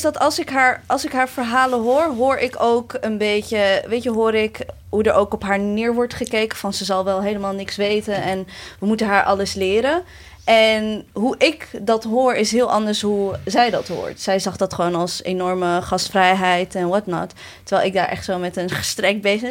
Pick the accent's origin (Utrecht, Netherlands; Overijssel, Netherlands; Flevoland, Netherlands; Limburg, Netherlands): Utrecht, Netherlands; Maarssen; waar ik ben opgegroeid en dat is Maarsen